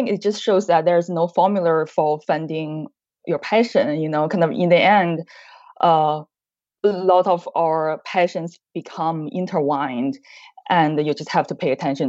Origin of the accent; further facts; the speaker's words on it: Beijing, China; moved away as an adult; now in Chicago, United States; I grew up in China, Beijing.